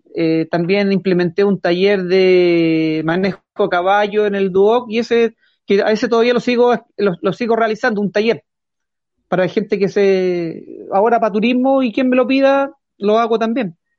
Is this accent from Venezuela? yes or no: no; Curacaví, Santiago Metropolitan Region, Chile; yo me crié, yo soy nacido y criado en Curacaví